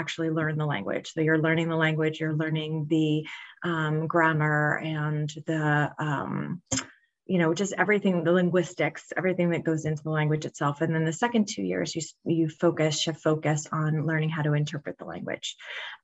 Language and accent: English; Lancaster, Pennsylvania, United States; I'm from Lancaster, Pennsylvania